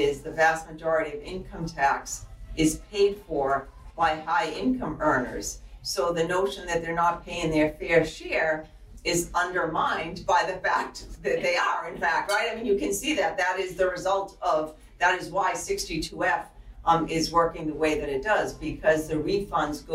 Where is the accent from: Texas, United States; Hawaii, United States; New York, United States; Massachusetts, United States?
Massachusetts, United States; born and bred in Massachusetts